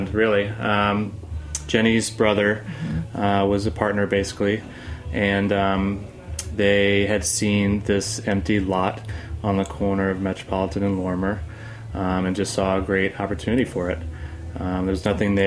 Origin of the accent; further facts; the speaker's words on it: Covington, Louisiana, United States; moved away as an adult; also born or lived in New Orleans, Louisiana / Madisonville, Louisiana; now in New York, United States; I'm from, born and raised, New Orleans